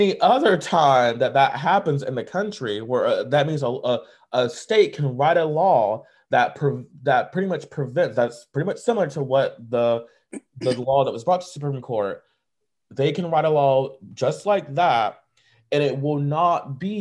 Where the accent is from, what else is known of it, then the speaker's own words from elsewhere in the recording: United States; as an American